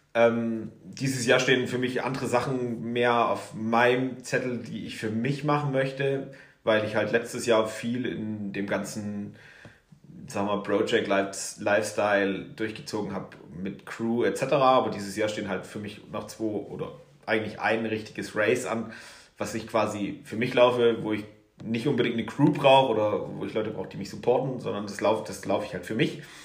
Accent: Erzgebirge, Saxony, Germany; now in Garmisch-Partenkirchen, Germany; im Erzgebirge bin ich groß geworden

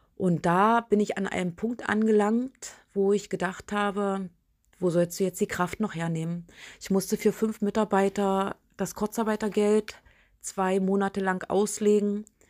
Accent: Biederitz, Saxony-Anhalt, Germany; also born or lived in Köthen; Bin in meine alte Heimat gezogen nach Biederitz

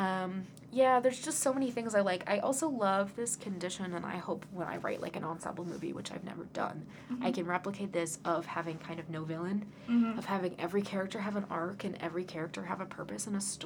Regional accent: United States; as an American Indian

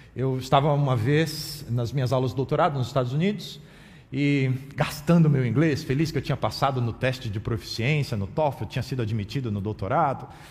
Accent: Brazil; accent: Brazilian; also born or lived in United States; E eu não percebia o meu acento, a minha pronúncia do idioma inglês marcado com o sotaque brasileiro

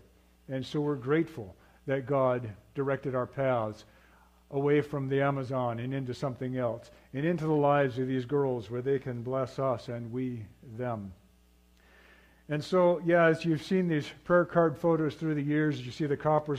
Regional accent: Papua, Indonesia; now in United States; I grew up in Indonesia, what is now Papua, Indonesia. At that time, it was Irian Jaya, Indonesia. Before that, it was New Guinea.

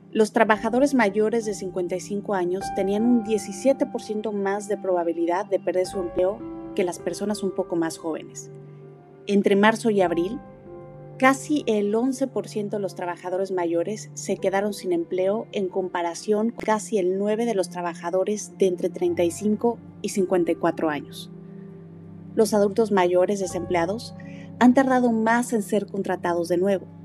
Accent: Mexico; la identidad que tenemos como mexicanos

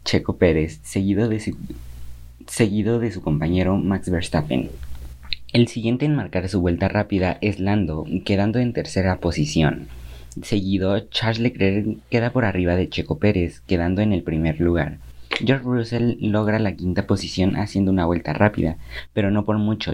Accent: Mexico; para mí como mexicano

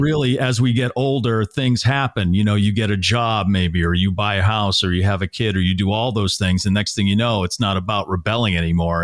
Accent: Natick, Massachusetts, United States; moved away; I grew up in Natick, Massachusetts

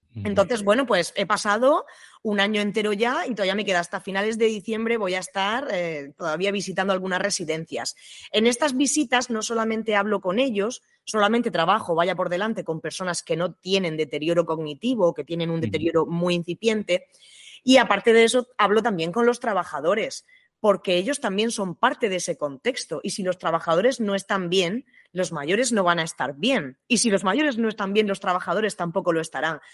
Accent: Region of Murcia, Spain; en mi tierra, en Murcia

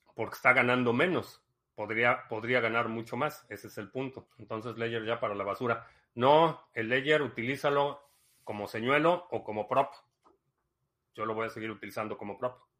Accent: Mexico City, Mexico; accent: Mexican Spanish; moved away; mi acento, mi cadencia y el tipo de español que hablo te suene como el chavo del 8, porque a lo mejor es la única experiencia que tienes de el español mexicano. Y soy de la Ciudad de México

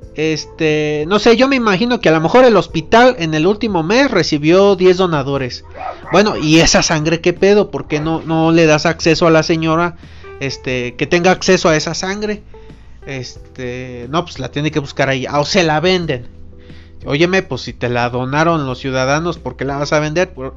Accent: Irapuato, Guanajuato, Mexico; yo soy originario de Irapuato

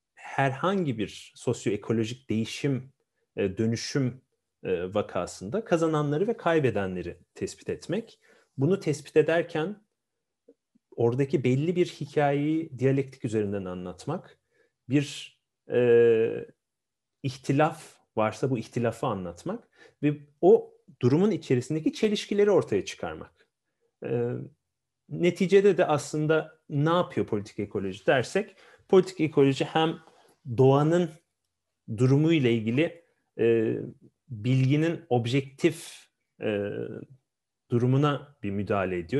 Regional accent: Ankara, Turkey; also born or lived in Afyon; aslen Afyonluyum ama Ankara'da doğma büyümeliyim

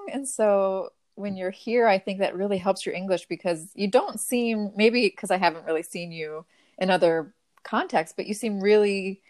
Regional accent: United States; as an American

